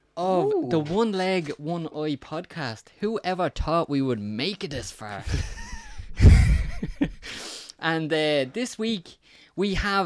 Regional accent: Dublin, Leinster, Ireland; it's just how I sound. You just slate me because I'm from South Dublin City.

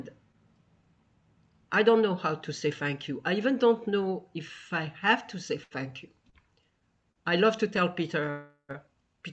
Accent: Tunisia; now in United States; I come from Tunisia, 2,000 years of Jews.

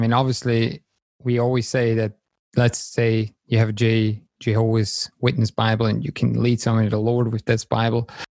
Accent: Switzerland; first language German; English is a second language; moved away as an adult; now in Germany; As the listener can tell, I'm not a native speaker in English. I was born and raised in Switzerland.

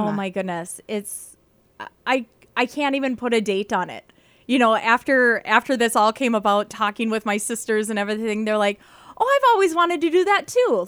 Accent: Carrington, North Dakota, United States; moved away as an adult; now in Bemidji, United States; I am from mid North Dakota, like central North Dakota. I'm from Carrington

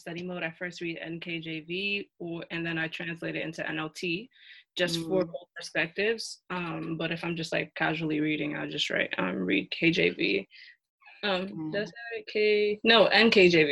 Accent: Nigeria; I'm Nigerian

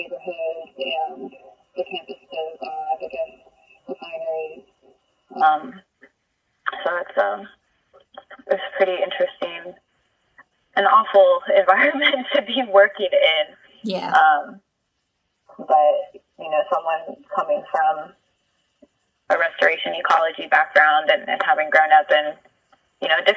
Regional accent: Houston, Texas, United States; also born or lived in central Louisiana; now in Baton Rouge, United States; my family originally is from this little village in Kasachi Forest in central Louisiana, but I grew up in Houston

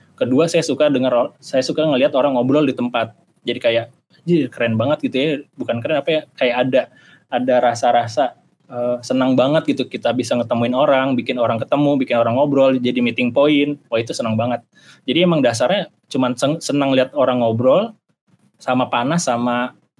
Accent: Jakarta, Indonesia; moved away as an adult; also born or lived in Bandung; saya asal Jakarta ya, saya nggak mau disuruh balik ke Jakarta

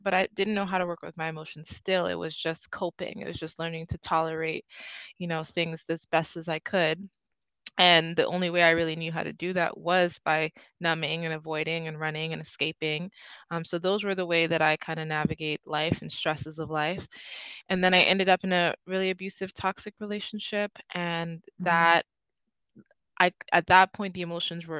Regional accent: Trinidad & Tobago; now in Canada; I'm from Trinidad and Tobago originally

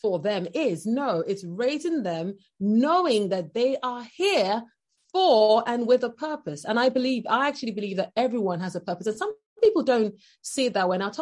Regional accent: Nigeria; moved away as an adult; now in United Kingdom; I'm originally from Nigeria, and I lived in Nigeria for the first 17 years of my life. And then I moved over to the UK

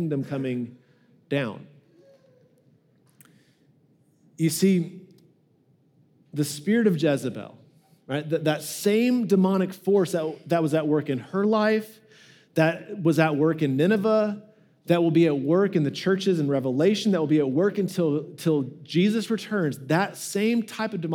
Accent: United States; we really struggle with this as American Christians

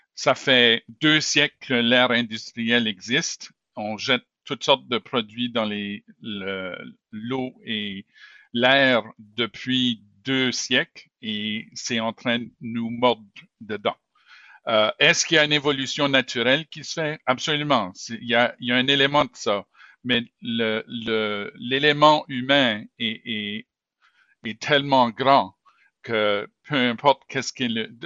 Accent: Moncton, New Brunswick, Canada; also born or lived in Montreal; now in Saint John, Canada; quand j'étais enfant, j'ai grandi à Moncton

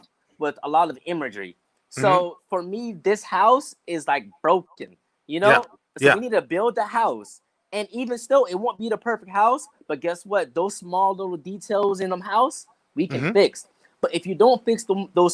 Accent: North Charleston, South Carolina, United States; moved away; also born or lived in Atlanta, Georgia / Durham, North Carolina / San Diego, California; I grew up in North Charleston, South Carolina

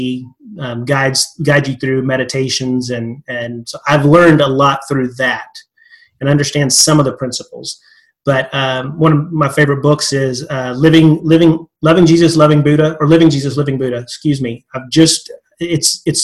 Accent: West Texas, United States; I'm a good old Texas boy from that perspective, West Texas

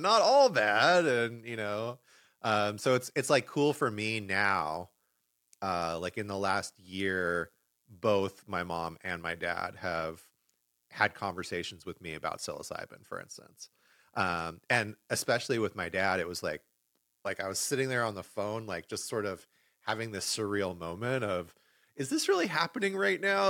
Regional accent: Los Angeles, California, United States; moved away; L A, which is my hometown.

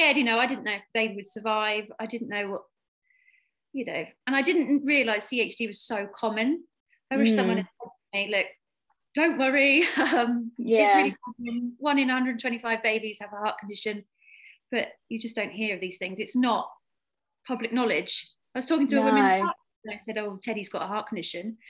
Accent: Isle of Wight, South East England, United Kingdom; I'm from the Isle of Wight

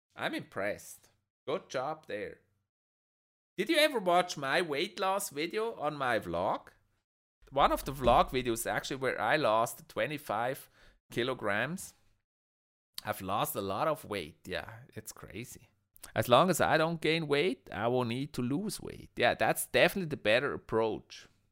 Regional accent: Switzerland; I'm from Switzerland

